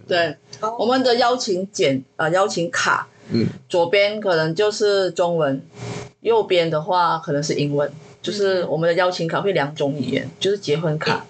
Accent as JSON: {"language": "Chinese", "country": "Malaysia", "second_language": "Chinese", "moved": "yes", "lives_now": "Taiwan"}